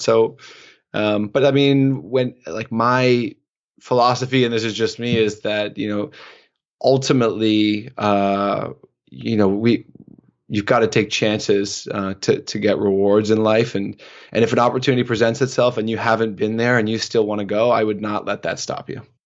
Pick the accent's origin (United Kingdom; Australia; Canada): Canada; also born or lived in Oslo / Istanbul / Toronto; my life as a Canadian male